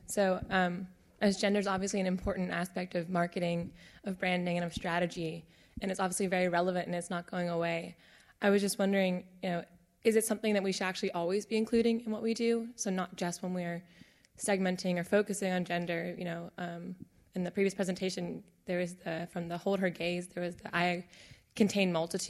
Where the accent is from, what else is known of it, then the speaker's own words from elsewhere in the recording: United States; I am also a woman, and I am also American.